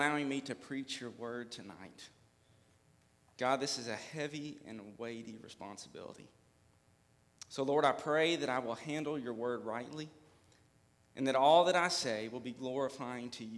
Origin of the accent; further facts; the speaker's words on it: Hopkinsville, Kentucky, United States; also born or lived in Trenton, Kentucky; now in Clarksville, United States; I am from Hopkinsville, Kentucky, born and raised